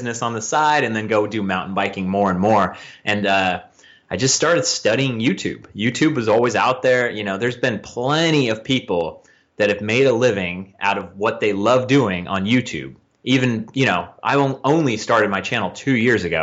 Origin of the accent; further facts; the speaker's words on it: Northern California, United States; also born or lived in Vallejo, California; I'm from Northern California. I live in Vallejo, California